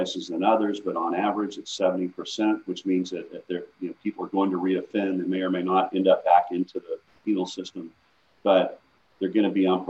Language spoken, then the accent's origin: English; Northwest Arkansas, United States; moved away; I grew up in Northwest Arkansas.